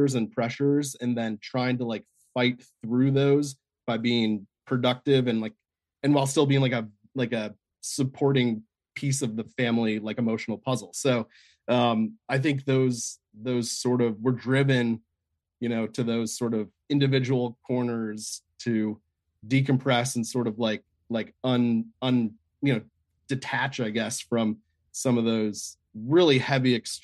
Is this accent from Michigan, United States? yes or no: no; Chicago, Illinois, United States; moved away; also born or lived in Northern Virginia; I grew up in Chicago, Southside Chicago